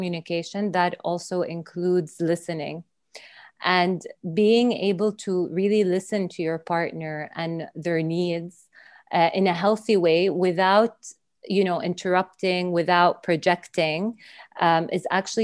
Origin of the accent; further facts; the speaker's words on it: Saudi Arabia; also born or lived in Dubai / London; now in United Kingdom; I'm from Saudi Arabia